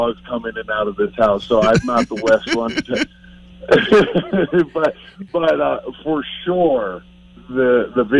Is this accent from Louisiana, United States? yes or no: yes; Louisiana, United States; also born or lived in Vancouver; now in Spokane, United States; when I was growing up in Louisiana, all my uncles had horses